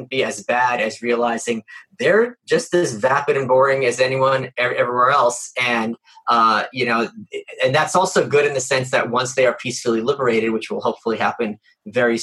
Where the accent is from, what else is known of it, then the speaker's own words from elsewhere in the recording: Russia; I was born in Russia